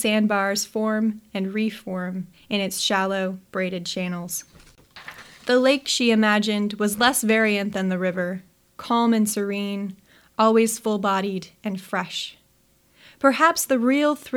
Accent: Nebraska, United States; moved away as an adult; now in Pacific Northwest, United States; when I come back to Nebraska

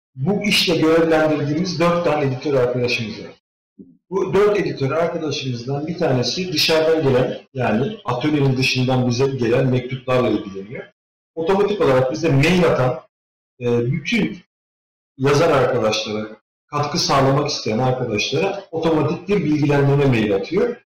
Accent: İzmir, Turkey; moved away as an adult; now in Finland; Ben İzmir'liyim. E, yani oralıyız

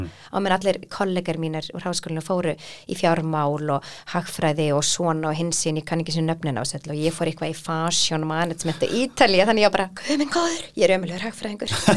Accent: Iceland; að alast upp á Íslandi í fríð og ró

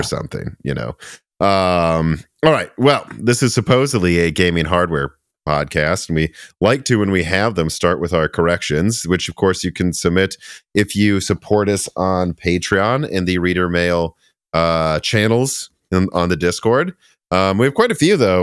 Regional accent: Minnesota, United States; now in Nashville, United States; I'm from Minnesota

